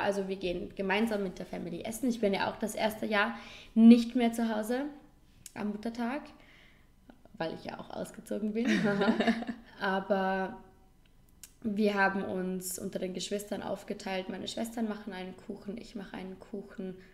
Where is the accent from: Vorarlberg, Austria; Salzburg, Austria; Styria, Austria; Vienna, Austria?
Vorarlberg, Austria; ein Ort bei uns in Vorarlberg